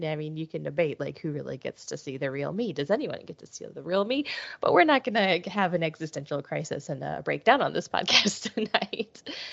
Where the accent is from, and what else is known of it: Atlanta, Georgia, United States